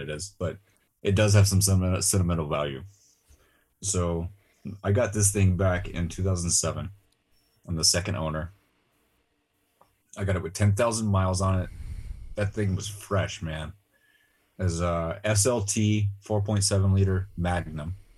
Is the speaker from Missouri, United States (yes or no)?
no; Arkansas, United States; moved away as an adult; I'm originally from Arkansas